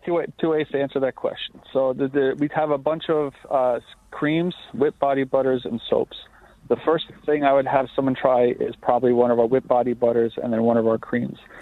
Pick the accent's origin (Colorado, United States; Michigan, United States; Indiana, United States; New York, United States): New York, United States; Lake Grove; I grew up in Lake Grove